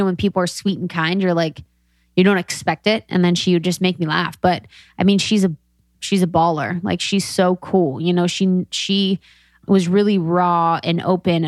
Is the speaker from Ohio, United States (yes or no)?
yes; Cincinnati, Ohio, United States; I'm from Cincinnati